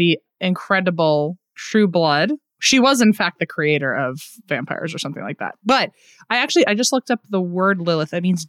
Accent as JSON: {"language": "English", "region": "the South", "country": "United States", "tie": "born or raised there", "said": "being surrounded by a lot of Christians growing up in the South"}